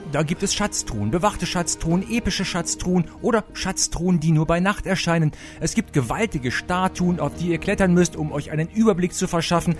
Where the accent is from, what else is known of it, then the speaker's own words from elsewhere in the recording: Rhineland, Germany; bei uns im Rheinland